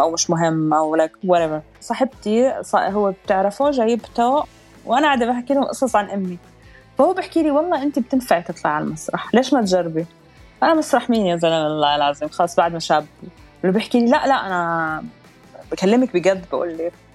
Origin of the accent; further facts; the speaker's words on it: Amman, Amman Governorate, Jordan; moved away as an adult; also born or lived in Abu Dhabi, United Arab Emirates; now in Dubai, United Arab Emirates; أنا انولدت بالإمارات بأبو ظبي كان عمري 15 يوم أهلي نزلوا على الأردن فأنا تربيت بعمان ضليت بالأردن آه، لحد ما كان عمري 30 ونقلت هون على الإمارات